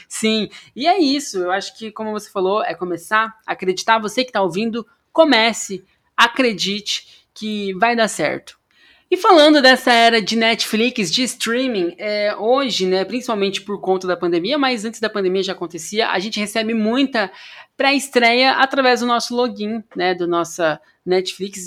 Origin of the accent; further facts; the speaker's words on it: Amambai, Mato Grosso do Sul, Brazil; also born or lived in Paraná; now in São Paulo, Brazil; Eu sou de Amambai, Mato Grosso do Sul